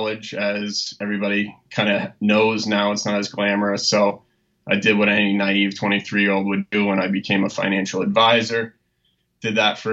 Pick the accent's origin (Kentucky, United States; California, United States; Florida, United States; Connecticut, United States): Connecticut, United States; I grew up in Connecticut. I'm a Connecticut guy through and through.